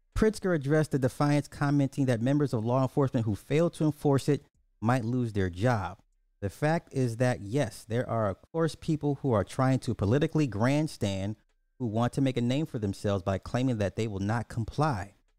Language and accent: English; Illinois, United States; my, my home state